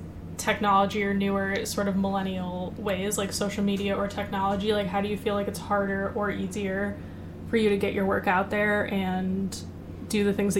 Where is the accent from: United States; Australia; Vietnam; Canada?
United States; Midwest; kind of joked about this in our first episode, but Shay and I both feel that people from the Midwest are the best people ever.